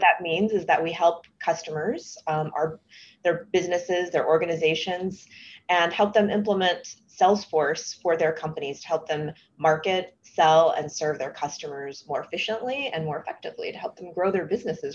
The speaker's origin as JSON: {"language": "English", "region": "Texas", "country": "United States", "moved": "yes", "said": "I'm originally from Texas"}